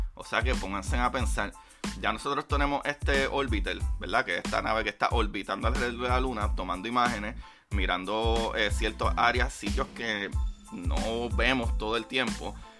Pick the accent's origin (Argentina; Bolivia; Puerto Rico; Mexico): Puerto Rico; yo como latino, ¿verdad? Como puertorriqueño